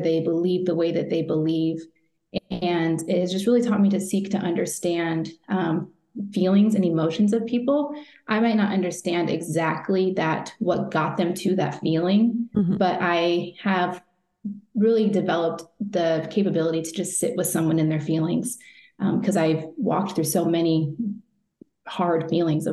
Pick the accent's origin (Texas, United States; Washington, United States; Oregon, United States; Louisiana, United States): Washington, United States; moved away as an adult; also born or lived in Wisconsin / California; when I was 10, I moved from Wisconsin to Washington State And I was adopted from there.